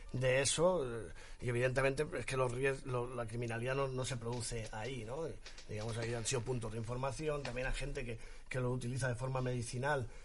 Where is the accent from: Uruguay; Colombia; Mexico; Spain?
Spain; Pinoso, Valencian Community; Mi pueblo es Pinoso.